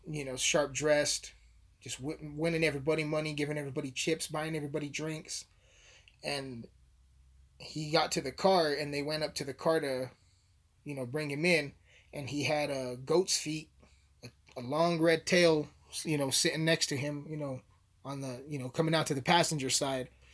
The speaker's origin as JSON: {"language": "English", "town": "Alamosa", "region": "Colorado", "country": "United States", "tie": "born or raised there", "said": "born and raised in Alamosa, Colorado"}